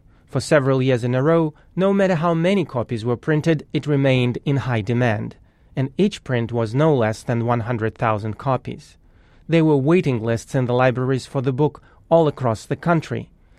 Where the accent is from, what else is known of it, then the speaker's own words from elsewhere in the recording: Moscow, Russia; moved away; As a kid growing up in Moscow in the 70s, I knew nothing about Frank Baum or Judy Garland or Kansas.